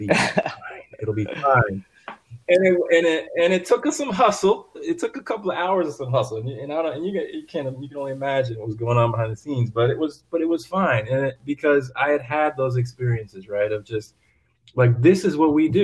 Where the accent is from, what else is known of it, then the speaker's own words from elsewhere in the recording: East Coast, United States; moved away; I grew up on the East Coast